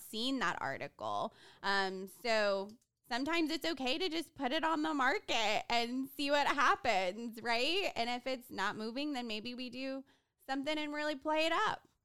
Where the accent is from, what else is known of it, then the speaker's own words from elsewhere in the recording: Houston, Texas, United States; from Houston, Texas